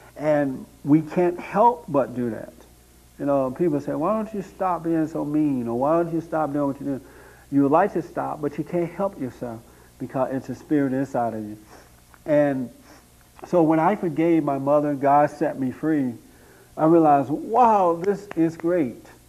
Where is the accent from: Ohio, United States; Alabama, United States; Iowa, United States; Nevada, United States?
Alabama, United States; Tuskegee; moved away as an adult; now in Los Angeles, United States; I grew up in Alabama, right outside of Tuskegee, Alabama, near Montgomery, Alabama, on a plantation there